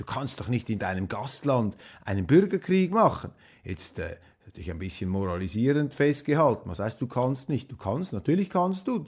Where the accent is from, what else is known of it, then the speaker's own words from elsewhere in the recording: Switzerland; wir sowieso als Schweizer ja ein versöhnliches Wesen haben